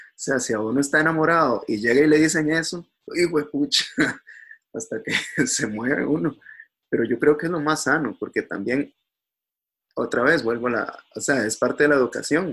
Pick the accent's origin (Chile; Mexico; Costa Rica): Costa Rica; somos los costarricenses